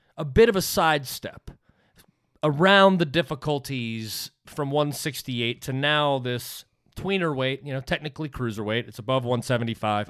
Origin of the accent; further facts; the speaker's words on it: United States; as an American